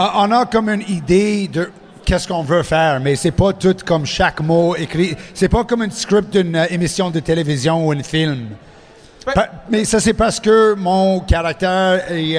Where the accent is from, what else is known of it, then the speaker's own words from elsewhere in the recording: Montreal, Quebec, Canada; accent: anglophone; first language English; French is a second language; je, viens de Montréal. Je suis anglophone, comme tu peux euh, ah entendre mon accent.